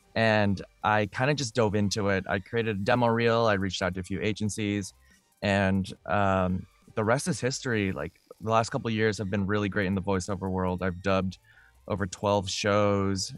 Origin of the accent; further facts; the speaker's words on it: Vancouver, British Columbia, Canada; I grew up in Vancouver